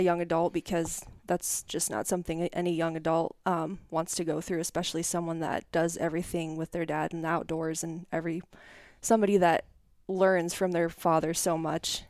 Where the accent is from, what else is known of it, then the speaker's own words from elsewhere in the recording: Fort Morgan, Colorado, United States; moved away as an adult; also born or lived in Iowa; now in Independence, United States; I grew up in Northeast Colorado, um, Fort Morgan, Brush area